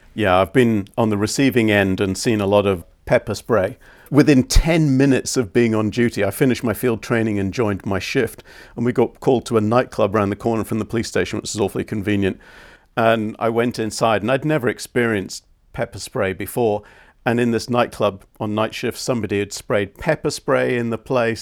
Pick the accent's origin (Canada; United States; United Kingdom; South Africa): United Kingdom; growing up in Britain and being a police officer in the UK in the 80s and the 90s